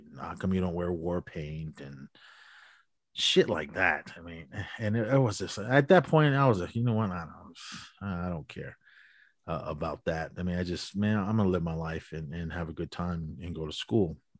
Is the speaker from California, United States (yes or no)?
yes; Oakland, California, United States; moved away; also born or lived in Navajo Nation reservation; I was born and raised in, um, Oakland, California, on the east, east, ugh, east side